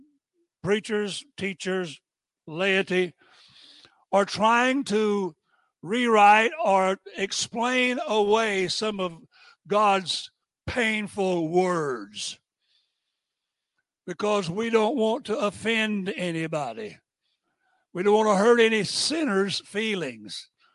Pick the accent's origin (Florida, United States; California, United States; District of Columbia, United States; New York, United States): Florida, United States; Tampa; moved away as an adult; also born or lived in Allentown, Pennsylvania; But I was born and raised in the South. I was born in Tampa. And you can't be more Southern than I'm Southern